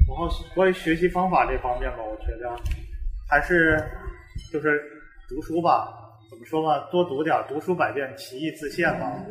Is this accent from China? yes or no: yes; Nanjing, Jiangsu, China; 南京是我的家乡